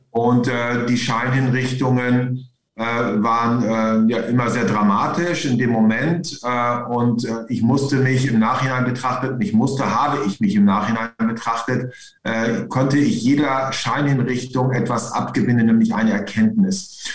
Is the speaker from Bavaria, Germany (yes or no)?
no; East Frisia, Lower Saxony, Germany; moved away as an adult; also born or lived in Hamburg; als Ostfriese